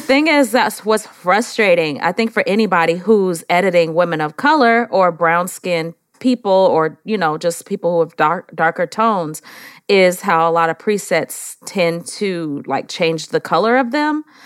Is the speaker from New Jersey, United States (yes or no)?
no; San Francisco, California, United States; now in Atlanta, United States; I am actually from San Francisco, California.